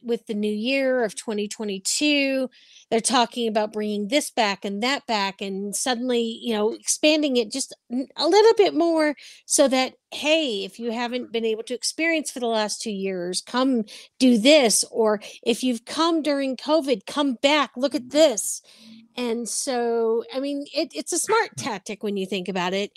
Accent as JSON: {"language": "English", "region": "Hawaii", "country": "United States", "tie": "born or raised there", "said": "My husband and I grew up in Hawaii"}